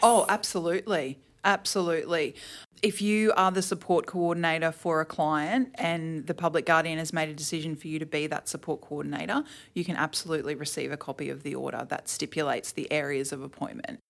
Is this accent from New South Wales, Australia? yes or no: no; Toowoomba, Queensland, Australia; now in Brisbane, Australia; I grew up in, uh, Toowoomba, actually. Um, I lived there until I was twenty-one